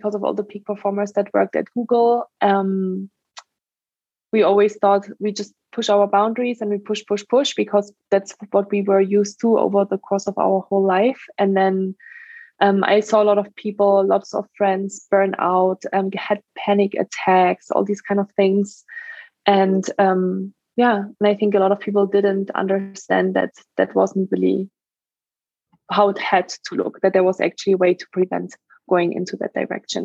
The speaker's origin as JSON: {"language": "English", "country": "Germany", "tie": "born or raised there", "also_born_or_lived": "France / Australia / Ireland", "second_language": "English", "moved": "as an adult", "lives_now": "United States", "said": "I'm from Germany originally. That's where I grew up for the first 19 years of my life"}